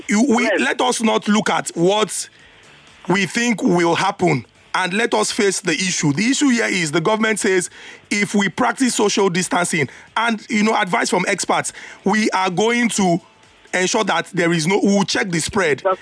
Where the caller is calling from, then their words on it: Shomolu, Lagos, Nigeria; calling from Shomolu.